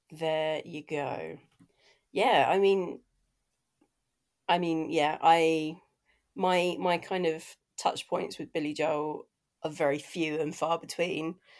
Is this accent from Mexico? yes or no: no; United Kingdom; as a Brit